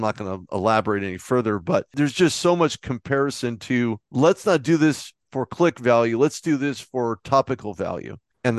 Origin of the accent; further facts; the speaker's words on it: California, United States; Well, I'm from Southern California, so I was in the area.